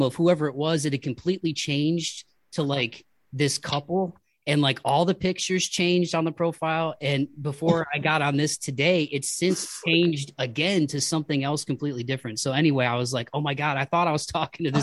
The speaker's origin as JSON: {"language": "English", "town": "Toledo", "region": "Ohio", "country": "United States", "tie": "born or raised there", "said": "growing up in like Toledo, Ohio, and like being middle class"}